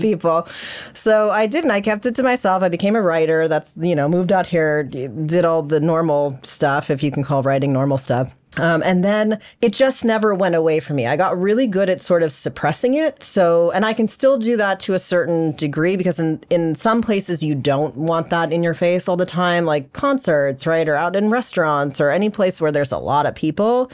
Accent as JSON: {"language": "English", "region": "South Florida", "country": "United States", "tie": "born or raised there", "also_born_or_lived": "Los Angeles", "said": "I was born in Los Angeles, actually, but I grew up in South Florida."}